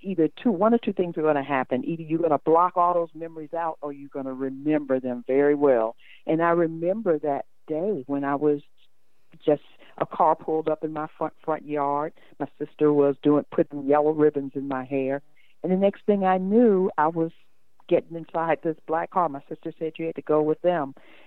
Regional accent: Michigan, United States; I'm originally from Michigan. I was born in 1953.

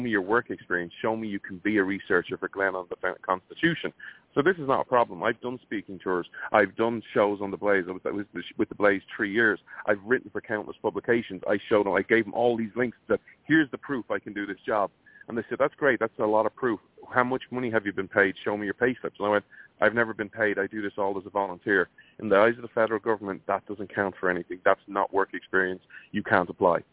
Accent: Ireland; moved away; as an Irish person

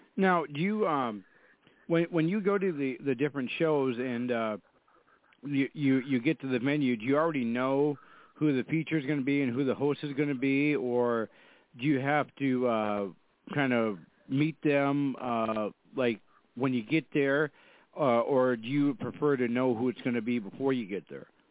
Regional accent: Fargo, North Dakota, United States; I'm from Fargo, North Dakota. We have uh, we have four seasons here

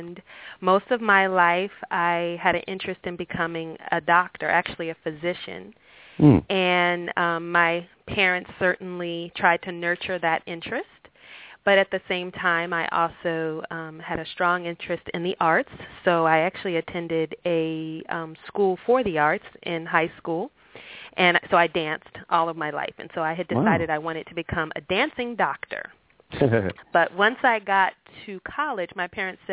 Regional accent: Washington, District of Columbia, United States; I'm a Washingtonian

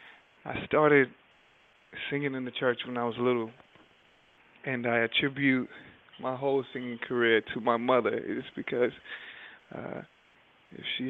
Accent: Durham, North Carolina, United States; I come from a town called Durham, North Carolina.

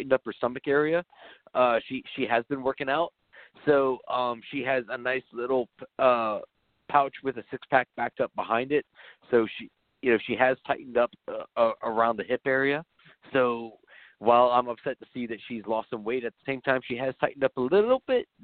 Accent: the South, United States; I'm from the South

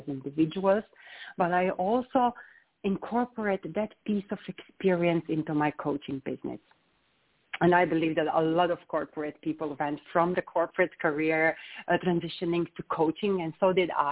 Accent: Slovenia; I'm coming from Slovenia, and that small country. I was born in a very, very small village.

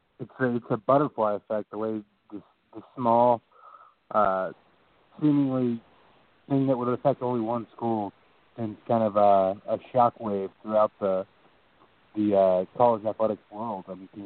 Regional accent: Dallas, Texas, United States; Growing up in the Dallas area

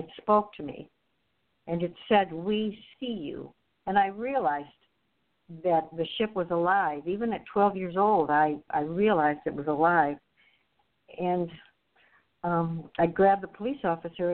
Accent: Novi, Michigan, United States; we grew up in Novi, which was just country.

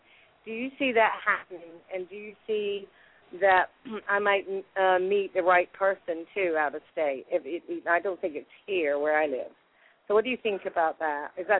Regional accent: Exeter, South West England, United Kingdom; accent: American; now in United States; I'm from Exeter, and I'm hoping my mum and dad will come over here if they're well enough, but... you know, if not, I'll be going there. But it's I haven't been in England in a long time. I've been here about 33 years, and I've got an American accent now.

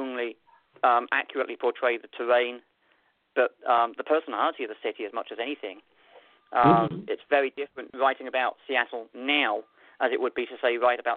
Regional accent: London, United Kingdom; now in Alaska, United States; I'm a city boy. I grew up in London.

